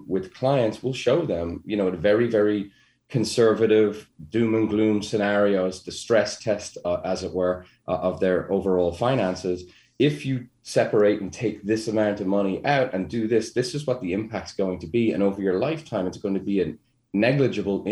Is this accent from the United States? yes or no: no; Ireland; being Irish, we worry about everything